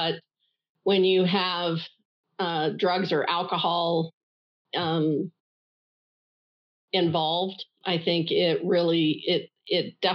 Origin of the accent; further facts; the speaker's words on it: Denver, Colorado, United States; I was born in Denver, Colorado, in the U.S., 65 years ago